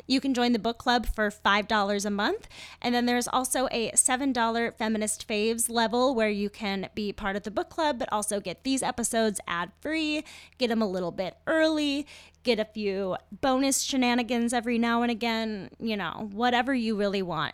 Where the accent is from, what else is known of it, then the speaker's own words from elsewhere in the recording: United States; I'm an American